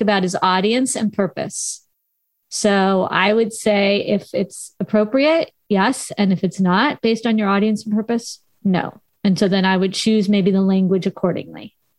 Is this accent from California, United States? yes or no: yes; Southern California, United States; accent: Valley Girl; I am a valley girl. I grew up in Southern California